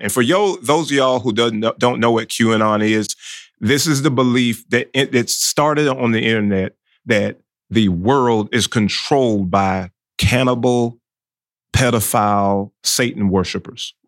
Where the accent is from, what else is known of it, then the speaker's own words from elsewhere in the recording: South Georgia, United States; Growing up in South Georgia as a small child in the nineteen seventies